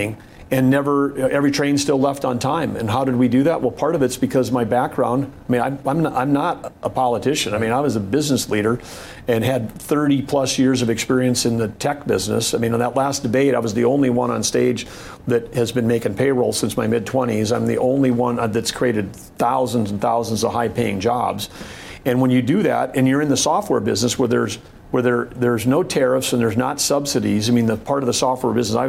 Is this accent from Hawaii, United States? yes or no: no; North Dakota, United States; having grown up in a small town